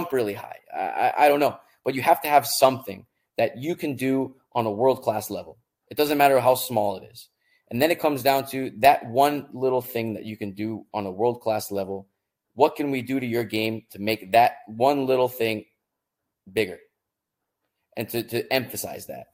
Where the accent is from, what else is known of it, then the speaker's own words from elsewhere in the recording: Florida, United States; moved away as an adult; also born or lived in Sweden; now in Germany; I grew up in Florida